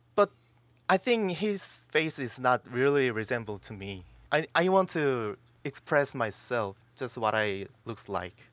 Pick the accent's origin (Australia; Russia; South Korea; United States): South Korea; I also grew up in that environment